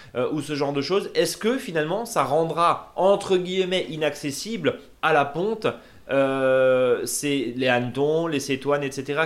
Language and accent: French; Alsace, Grand Est, France; ici chez nous en Alsace